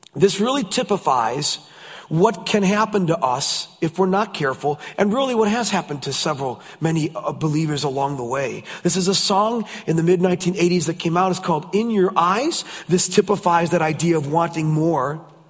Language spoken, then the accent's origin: English; United States; I'm from the States